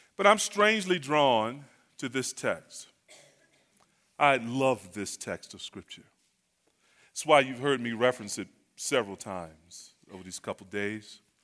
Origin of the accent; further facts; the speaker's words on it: North Carolina, United States; I'm from North Carolina.